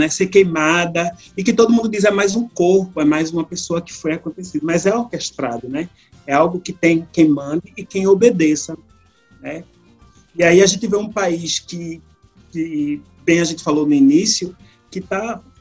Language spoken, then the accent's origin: Portuguese; Brazil; now in Canada; eu saí em 2017 do Brasil, ou seja, é, em julho, 30 de julho do, do mês passado, eu fiz quatro anos vivendo aqui no Canadá